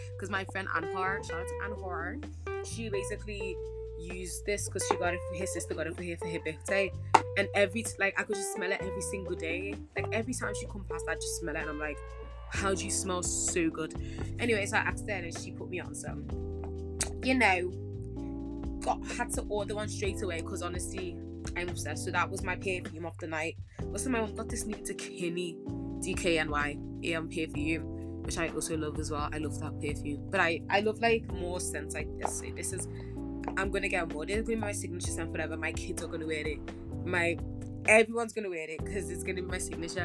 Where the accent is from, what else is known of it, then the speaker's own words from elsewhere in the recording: Ghana; I'm from Ghana. I gotta represent my country